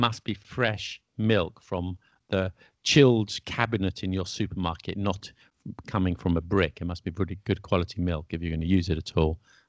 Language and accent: English; England, United Kingdom; So am I. in spite of what people say, I'm English.